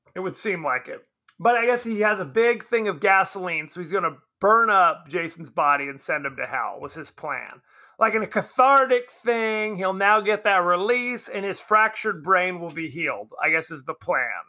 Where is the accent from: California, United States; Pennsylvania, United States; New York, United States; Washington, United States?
California, United States; Southern; I'm from Southern California.